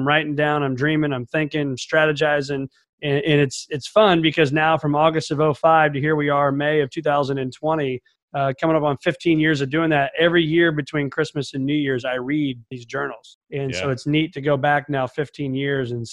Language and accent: English; Mattoon, Illinois, United States; As an only child growing up in Mattoon, Illinois, small town in the east central part of Illinois